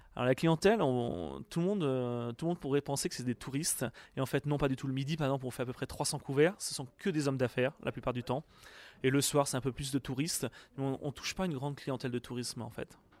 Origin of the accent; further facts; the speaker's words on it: Poitou-Charentes, Nouvelle-Aquitaine, France; moved away as an adult; also born or lived in England / Canada / United Arab Emirates / Egypt; now in Paris, France; je suis originaire du Poitou-Charentes